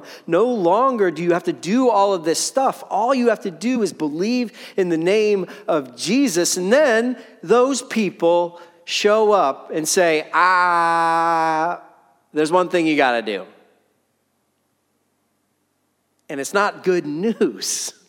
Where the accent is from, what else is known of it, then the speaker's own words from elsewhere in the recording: United States; us as 21st century Americans